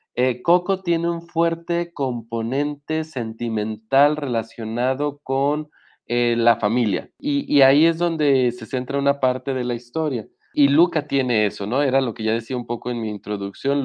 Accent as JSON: {"language": "Spanish", "country": "Mexico", "said": "como mexicanos"}